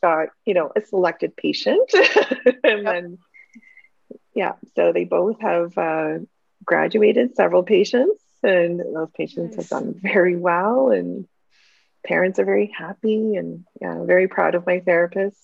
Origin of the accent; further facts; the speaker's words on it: New Hamburg, Ontario, Canada; I grew up in New Hamburg